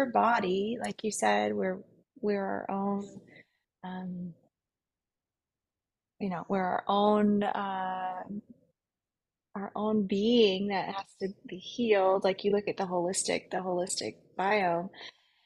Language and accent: English; Tennessee, United States; when I grew up in Tennessee